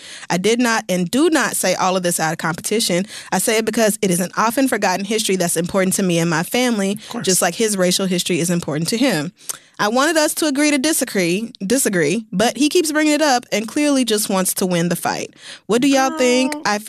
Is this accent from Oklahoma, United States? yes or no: yes; Oklahoma, United States; I'm literally Native American. Like, do you have, maybe because I grew up in Oklahoma, I actually do know what has happened to Native Americans